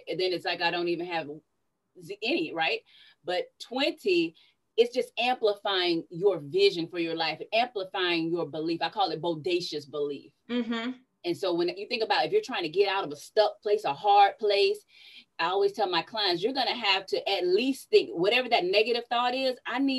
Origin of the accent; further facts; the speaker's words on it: Sarasota, Florida, United States; also born or lived in Tallahassee, Florida; Born and raised in Sarasota, Florida. I came to Tallahassee, Florida in 1992 to attend Florida State University